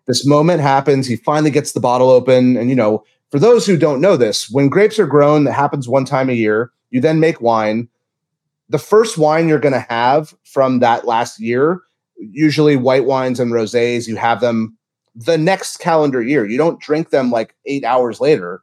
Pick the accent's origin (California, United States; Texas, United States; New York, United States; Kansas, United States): California, United States; Santa Barbara; also born or lived in Louisiana; I grew up in Santa Barbara, quite lucky to be from such a beautiful place